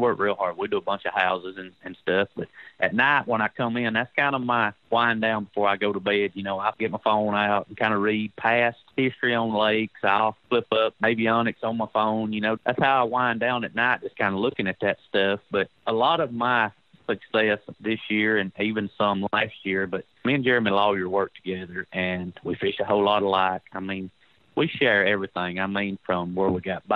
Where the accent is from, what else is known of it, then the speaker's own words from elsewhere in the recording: United States; I grew up around Pickwick